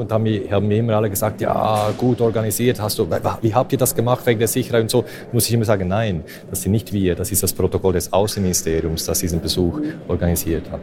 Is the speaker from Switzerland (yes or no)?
yes; Switzerland; ich bin ja Schweizer